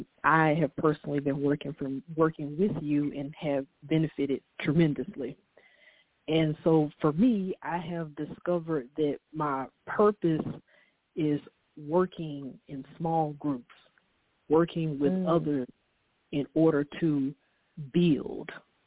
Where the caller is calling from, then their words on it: Winston-Salem, North Carolina, United States; I'm calling from Winston-Salem, North Carolina